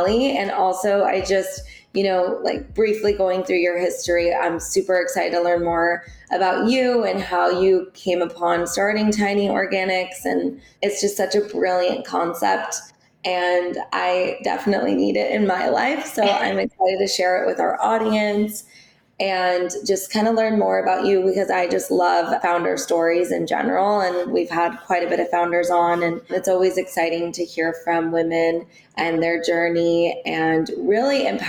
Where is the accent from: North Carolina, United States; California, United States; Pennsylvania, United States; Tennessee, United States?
California, United States; Orange County; I'm here in Orange County. I grew up here as well